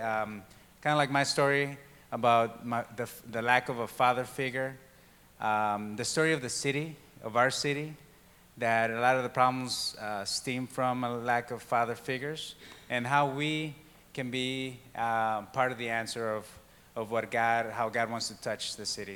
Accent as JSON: {"language": "English", "country": "Mexico", "tie": "born or raised there", "moved": "yes", "said": "I was born and raised in Mexico"}